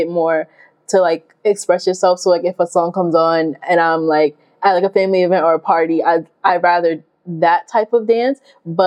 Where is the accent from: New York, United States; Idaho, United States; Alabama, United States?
New York, United States; moved away as an adult; I am from New York and I rep it hard